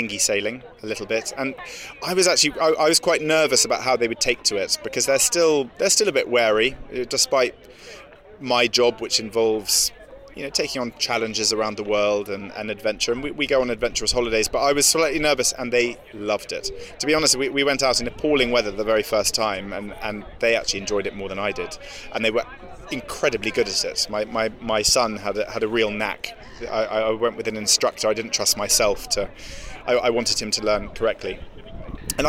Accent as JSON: {"language": "English", "region": "England", "country": "United Kingdom", "said": "as an Englishman"}